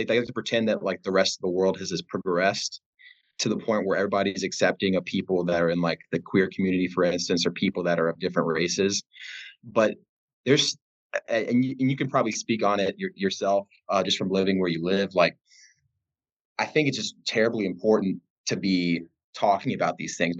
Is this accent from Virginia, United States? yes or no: yes; Southwestern Virginia, United States; I'm from Southwestern Virginia